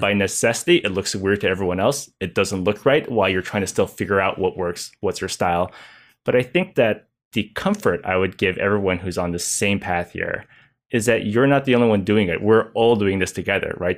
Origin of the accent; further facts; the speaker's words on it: United States; I am Chinese American